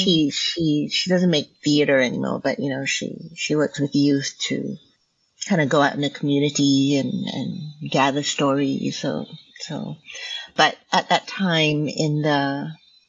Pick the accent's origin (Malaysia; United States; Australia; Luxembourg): Malaysia; first language Hokkien; English is a second language; now in Vancouver, Canada; I grew up in Malaysia, and I'm ethnically Chinese